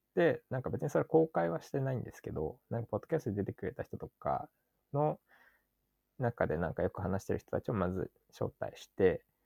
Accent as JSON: {"language": "Japanese", "region": "Chiba", "country": "Japan", "tie": "born or raised there", "said": "僕が地元千葉なんですけど"}